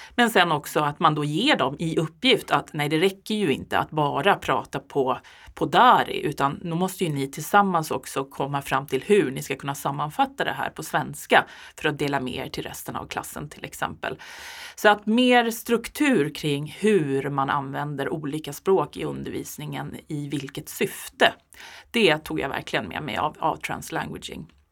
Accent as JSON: {"language": "Swedish", "country": "Sweden", "said": "som svensk eh, medelålders"}